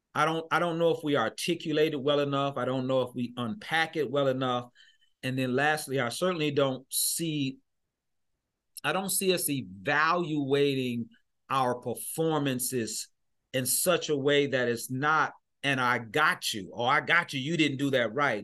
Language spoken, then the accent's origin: English; Michigan, United States; I'm from Michigan